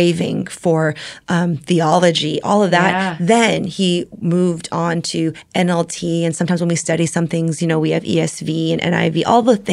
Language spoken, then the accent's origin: English; Bay Area, California, United States; I grew up in the Bay Area where social media started